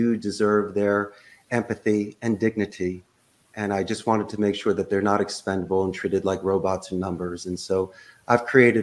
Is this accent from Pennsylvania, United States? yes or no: yes; Philadelphia, Pennsylvania, United States; moved away as an adult; now in Costa Rica; I'm originally from Northeast Philadelphia